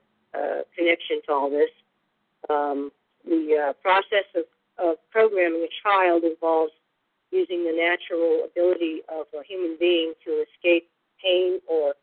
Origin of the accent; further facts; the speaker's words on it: San Francisco, California, United States; now in San Diego, United States; I was born in San Francisco in the early 60s